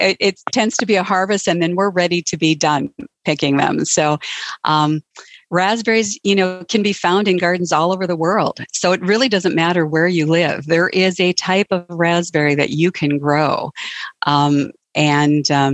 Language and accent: English; North Dakota, United States; I'm from North Dakota, and we have below zero temperatures right now